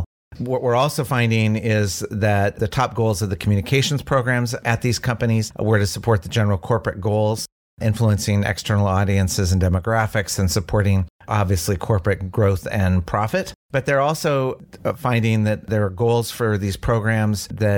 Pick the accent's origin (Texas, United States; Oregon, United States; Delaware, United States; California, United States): Oregon, United States; I'm a native Oregonian